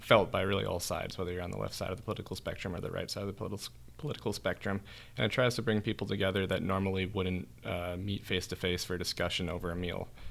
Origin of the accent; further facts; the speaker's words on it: Lansing, Michigan, United States; moved away; also born or lived in Dessau, Germany; I come from Lansing, Michigan originally